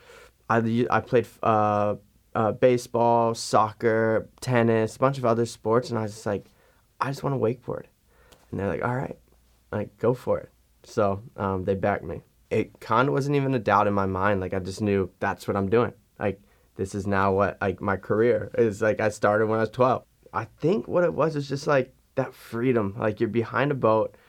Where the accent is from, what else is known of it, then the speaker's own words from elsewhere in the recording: Fort Lauderdale, Florida, United States; now in Orlando, United States; I live in Orlando, Florida. I grew up in Fort Lauderdale, Florida